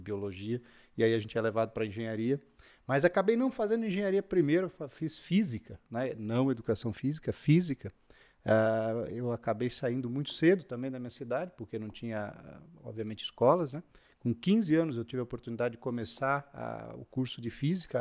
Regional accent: Taió, Santa Catarina, Brazil; moved away; Particularmente eu vim de Taió, Santa Catarina

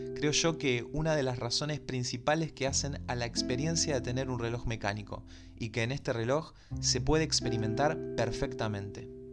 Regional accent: Buenos Aires, Argentina; como buen porteño que soy, me recuerda al obelisco de la ciudad de Buenos Aires

